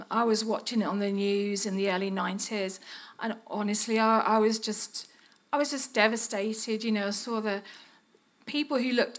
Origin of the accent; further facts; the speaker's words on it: Birmingham, West Midlands, United Kingdom; accent: Brummie; moved away as an adult; now in Serbia; I was just a Brummie, still am. I dealt with my accent a little bit, but it won't go away completely